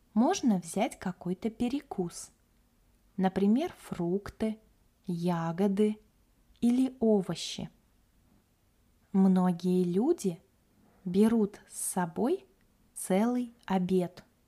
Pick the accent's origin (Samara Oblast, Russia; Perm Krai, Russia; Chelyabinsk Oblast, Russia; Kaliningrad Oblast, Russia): Kaliningrad Oblast, Russia; moved away as an adult; also born or lived in Moscow; now in Yalta; Я родилась и выросла в Калининградской области – на берегу Балтийского моря.